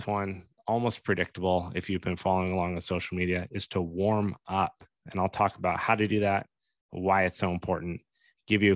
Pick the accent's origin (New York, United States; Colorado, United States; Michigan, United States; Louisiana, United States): Colorado, United States; Steamboat Springs; in Colorado, for example, where I grew up in Steamboat